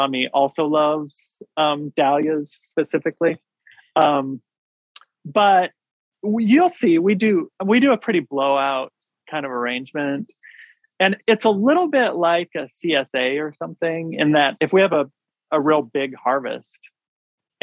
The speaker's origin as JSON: {"language": "English", "region": "Washington", "country": "United States", "tie": "born or raised there", "moved": "yes", "said": "I grew up in Washington State"}